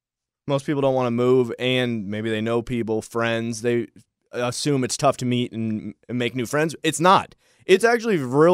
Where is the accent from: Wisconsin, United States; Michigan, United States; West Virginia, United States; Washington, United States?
Michigan, United States; the North; now in Nashville, United States; I'm from the North, I'm an alpha male. I live in Nashville, Tennessee with Baser for now. We may move when we're 50, we may move when we're 60, 70, but for now, we reside in Tennessee. My family lives in Michigan.